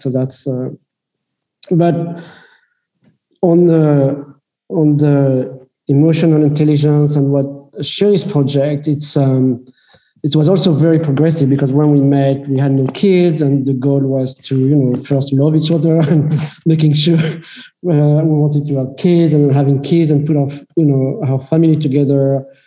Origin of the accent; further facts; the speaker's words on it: France; moved away as an adult; also born or lived in United States; I grew up in France